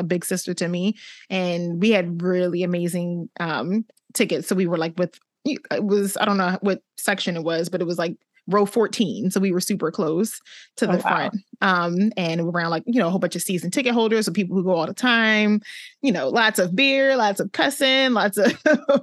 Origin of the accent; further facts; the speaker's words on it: New Jersey, United States; From Jersey. And I'll quickly say South Jersey, close to Philly